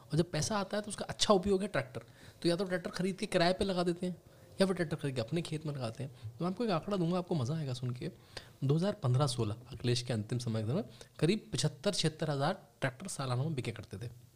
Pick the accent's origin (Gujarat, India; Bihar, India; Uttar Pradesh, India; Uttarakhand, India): Uttar Pradesh, India; Moradabad; also born or lived in Rampur; मैं क्योंकि मुरादाबाद रामपुर में पला बड़ा हूँ वहाँ से मेरे माता जी पिताजी आते हैं